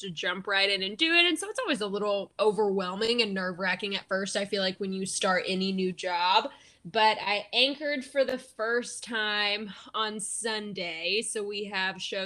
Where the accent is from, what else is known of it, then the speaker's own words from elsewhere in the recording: Round Rock, Texas, United States; moved away as an adult; also born or lived in Lubbock, Texas; now in Wisconsin, United States; I'm originally from Austin or Round Rock, which is North Austin